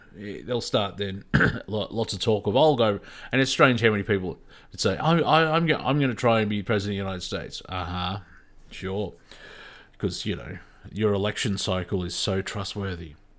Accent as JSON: {"language": "English", "country": "Australia", "tie": "born or raised there", "accent": "Australian", "said": "I was brought up in a, um, an Australian school system"}